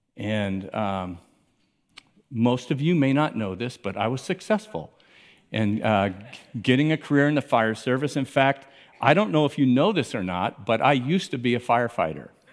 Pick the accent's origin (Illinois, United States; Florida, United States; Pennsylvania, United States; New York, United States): Florida, United States; Miami; I grew up in Miami